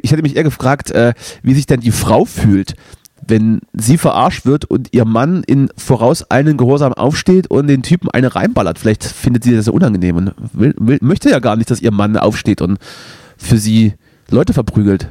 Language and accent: German; the East, East Germany, Germany; bei uns im Osten